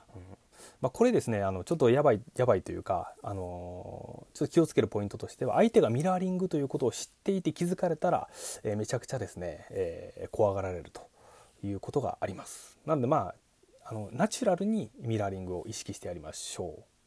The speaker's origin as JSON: {"language": "Japanese", "region": "Kochi", "country": "Japan", "tie": "born or raised there", "said": "僕出身高知県なんですけれども"}